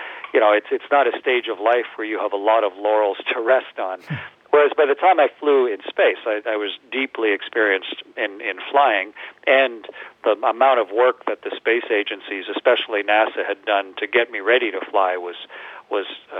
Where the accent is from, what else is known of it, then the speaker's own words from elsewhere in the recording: Canada; especially as a Canadian